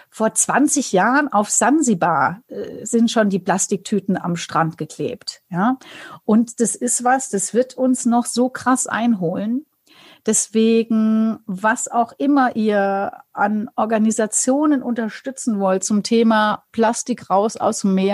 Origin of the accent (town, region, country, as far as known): Bavaria, Germany